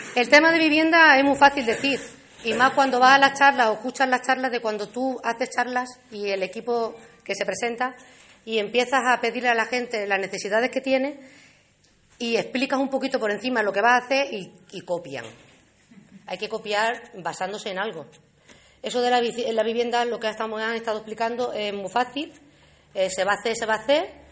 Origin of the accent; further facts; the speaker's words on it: Alange, Extremadura, Spain; la gente de mi pueblo